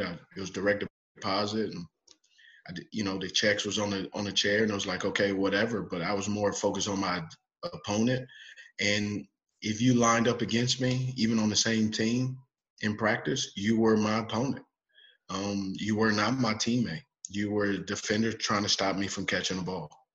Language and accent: English; Los Angeles, California, United States; now in Charlotte, United States; I grew up in Los Angeles